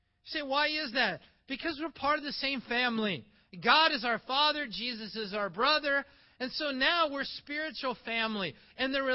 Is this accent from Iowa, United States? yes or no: yes; Iowa, United States; moved away as an adult; also born or lived in Toronto, Canada; I was born in Iowa, so I'm an American